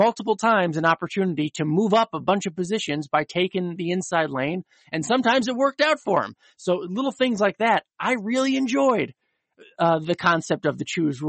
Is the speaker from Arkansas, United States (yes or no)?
no; Connecticut, United States; growing up in the Northeast, if I missed it, maybe, but I don't think we had it up in Connecticut at Stafford, at Waterford, or Thompson, Riverside, all those little tracks we used to go